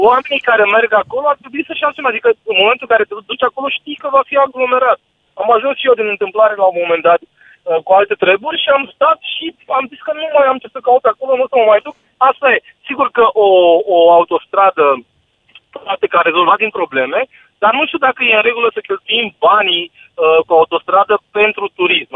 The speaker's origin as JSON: {"language": "Romanian", "country": "Romania", "said": "noi ca și români"}